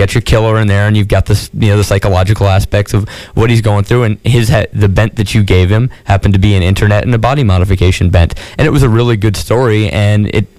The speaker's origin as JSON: {"language": "English", "region": "New York", "country": "United States", "tie": "born or raised there", "said": "I had a military family, but I grew up mainly in upstate New York."}